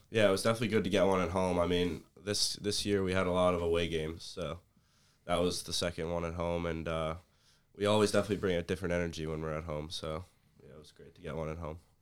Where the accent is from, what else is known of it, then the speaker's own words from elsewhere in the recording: Middletown, New Jersey, United States; I'm from Middletown, New Jersey, about, like, twenty minutes away